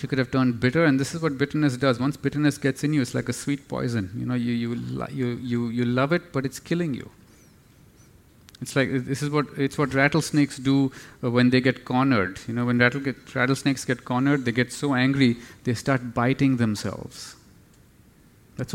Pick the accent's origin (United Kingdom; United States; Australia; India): India; New Delhi, Delhi; now in Singapore; I come from New Delhi. I have to be honest, Singapore is like a little village compared to New Delhi. We have 25 million plus people.